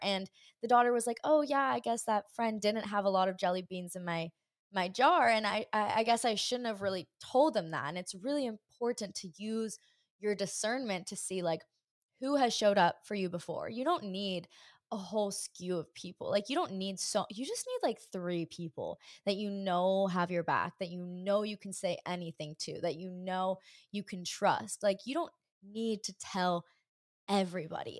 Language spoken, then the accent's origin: English; Hawaii, United States; I grew up in Hawaii